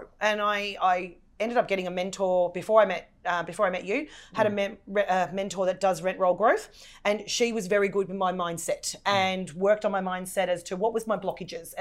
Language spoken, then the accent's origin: English; Dandenong, Victoria, Australia; I'm the girl from Dandenong